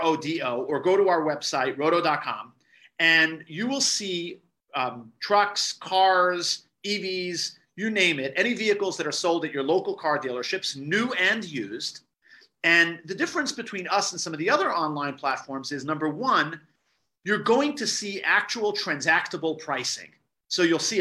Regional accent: New York, United States; born and raised in New York

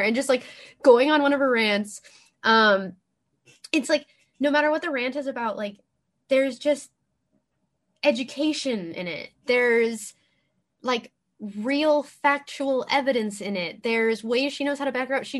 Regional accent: Los Angeles, California, United States; I'm from

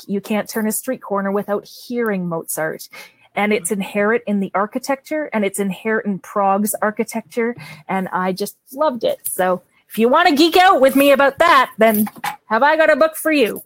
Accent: Canada; accent: Canadian; my Canadian accent

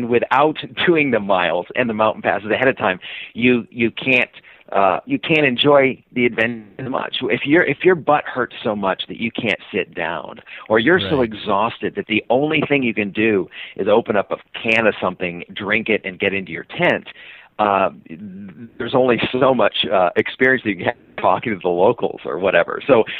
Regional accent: Seattle, Washington, United States; And I said, "I'm from Seattle."

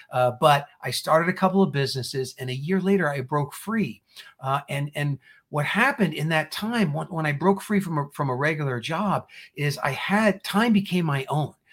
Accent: New Jersey, United States; moved away as an adult; also born or lived in Indiana; I was born and raised in New Jersey, and I went to Purdue University

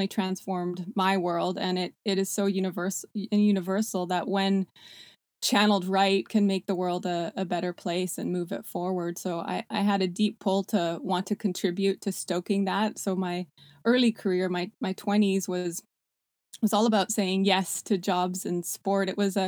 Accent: Canada; also born or lived in South Africa; now in United States; I was born in South Africa, immigrated to Canada when I was 6 years old with my parents and three siblings, where I spent an amazing childhood in a small ski town.

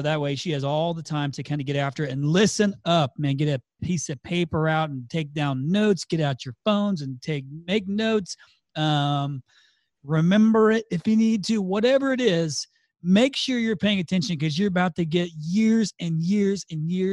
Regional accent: Indiana, United States; I'm from Indiana

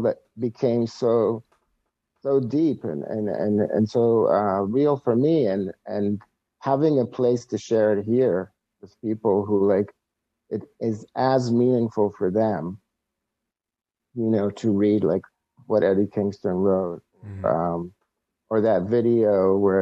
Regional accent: Israel; moved away as an adult; now in United States; I'm originally from Israel, where I lived most of my life. I'm 44, so almost 40 years there. As a wrestling fan, grew up as a wrestling fan in Israel.

